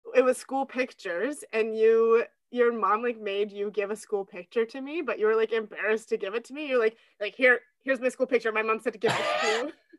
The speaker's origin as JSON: {"language": "English", "town": "Wainwright", "region": "Alberta", "country": "Canada", "tie": "born or raised there", "moved": "as an adult", "lives_now": "Stettler, Canada", "said": "Wainwright's my hometown."}